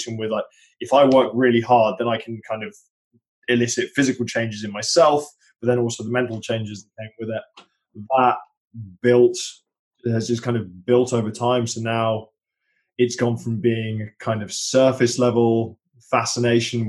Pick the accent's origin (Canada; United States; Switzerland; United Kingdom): United Kingdom; being British